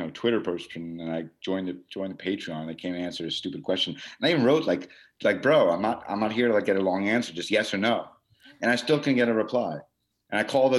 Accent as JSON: {"language": "English", "country": "United States", "said": "we're American."}